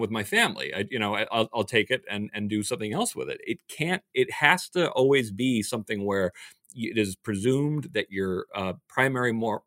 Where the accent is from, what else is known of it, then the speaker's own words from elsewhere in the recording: United States; my family had to flee the communists. That's why I'm an American